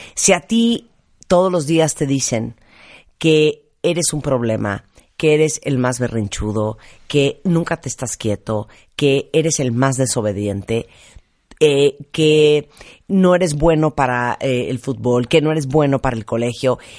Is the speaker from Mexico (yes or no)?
yes; Mexico